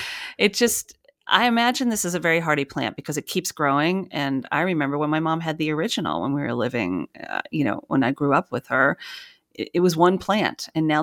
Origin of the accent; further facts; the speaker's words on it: New York, United States; also born or lived in North Carolina; now in New Jersey, United States; because I'm originally from the New York area and I was living there at the time. And then from North Carolina, I moved to New York City.